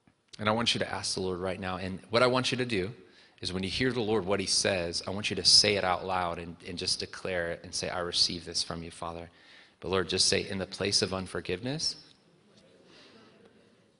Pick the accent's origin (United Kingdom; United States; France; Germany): United States; North Carolina; we are in the South, and I grew up in North Carolina. I was born here